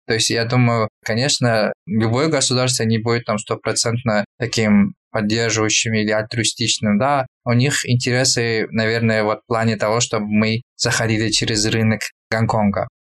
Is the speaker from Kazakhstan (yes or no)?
yes; Kyzylorda Region, Kazakhstan; moved away as an adult; also born or lived in Karaganda, Kazakhstan / Almaty, Kazakhstan; now in Canada; я родился в городе где? Караганде. Вырос я уже на юге, Казладинская область.